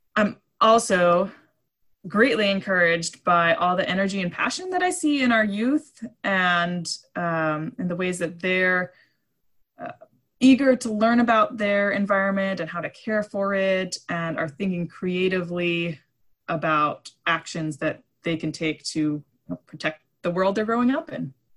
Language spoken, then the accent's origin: English; East Coast, United States; now in Island County, United States; I grew up on the East Coast